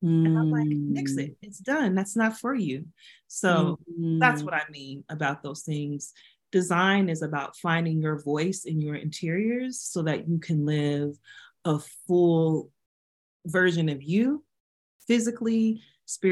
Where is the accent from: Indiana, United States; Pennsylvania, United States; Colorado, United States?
Colorado, United States; Denver; I grew up in Denver, I'm two blocks from City Park